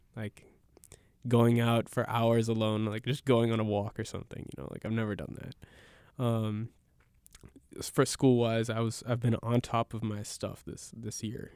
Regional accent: United States; I'm a suburbian from Washington

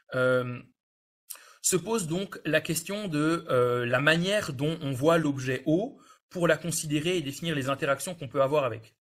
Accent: France; chez nous en France

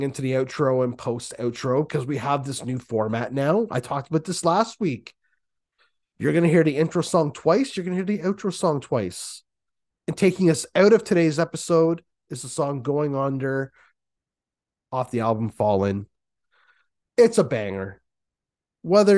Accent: Canada

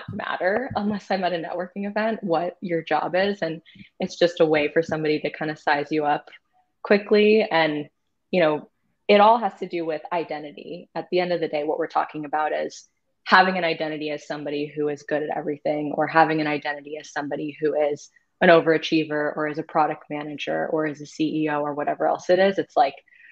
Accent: Massachusetts, United States; moved away; I grew up in Massachusetts

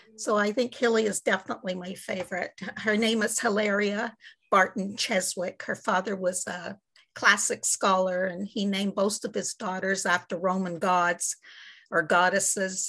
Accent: Montreal, Quebec, Canada; also born or lived in Great Britain; I'm from Montreal, Quebec, Canada, where it's very cold right now

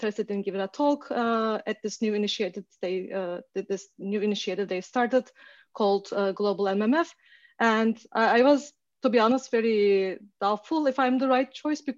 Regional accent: Turkey; moved away as an adult; also born or lived in Canada / Toronto; now in Seattle, United States; So I am originally from Turkey and I did my bachelor's in math in Turkey

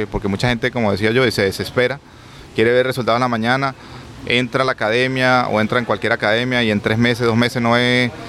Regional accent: Caracas, Capital District, Venezuela; also born or lived in Canada / Bogotá, Colombia; now in Miami, United States; Soy de Caracas

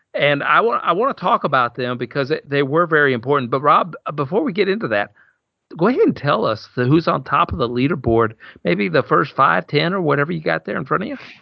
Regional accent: Alabama, United States; I'm from Alabama

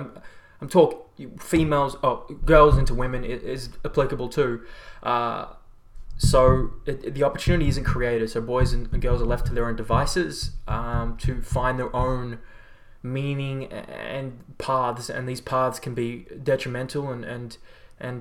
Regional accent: Melbourne, Victoria, Australia; I'm from Melbourne. It's an amazing city

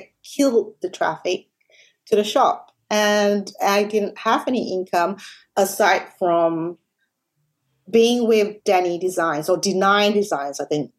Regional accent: Malaysia; moved away as an adult; now in Australia; I'm actually from Malaysia. I grew up there, and I worked as a journalist before moving to Australia

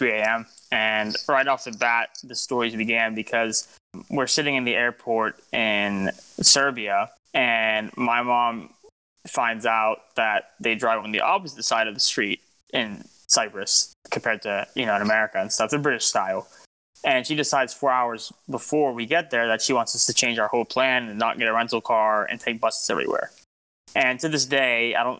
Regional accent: Lebanon; I'm Lebanese, me and … are Lebanese

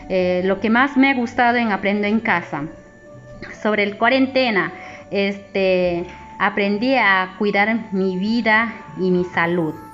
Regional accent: Imaza, Bagua, Amazonas, Peru; Soy del departamento de Amazonas, provincia Bagua, distrito Imasa. Soy del colegio Nazaret

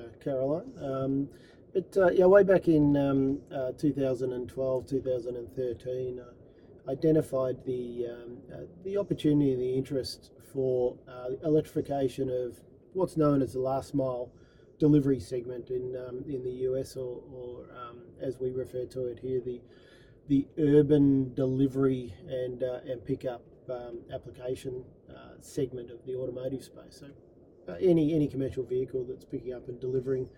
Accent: Melbourne, Victoria, Australia; moved away as an adult; now in United States; I'm a proud Australian and born and bred in Melbourne

